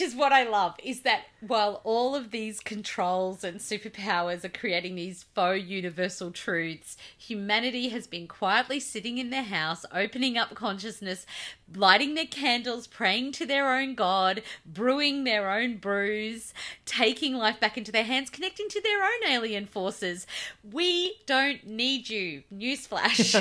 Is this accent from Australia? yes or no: yes; Australia; you and I both reject Scott Morrison as our Australian father